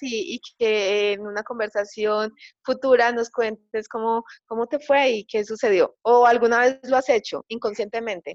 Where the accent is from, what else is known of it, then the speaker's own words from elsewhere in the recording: Medellín, Antioquia, Colombia; acá en Colombia, en Medellín, que es mi ciudad natal